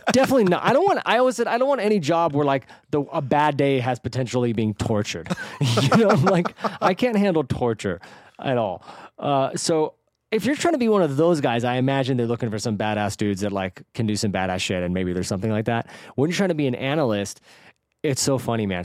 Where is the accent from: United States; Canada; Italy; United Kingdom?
United States; the Bay Area, California; moved away as an adult; also born or lived in San Diego; now in Los Angeles, United States; I grew up in the Bay